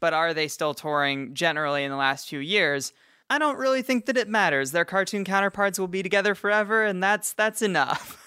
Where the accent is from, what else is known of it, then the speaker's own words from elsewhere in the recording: United States; I'm from Washington and we just blur all of our words